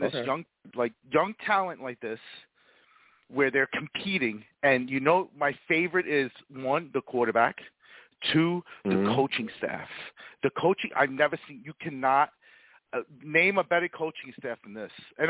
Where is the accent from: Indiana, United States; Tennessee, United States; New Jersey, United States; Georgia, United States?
New Jersey, United States; I'm from New Jersey